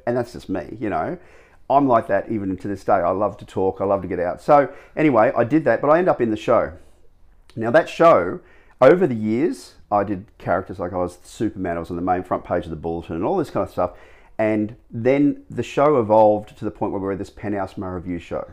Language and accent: English; Gold Coast, Queensland, Australia; also born or lived in Sydney; I was born on the Gold Coast, and I, from the day one when I, uh, started school, like in grade one, I, we lived out West Burley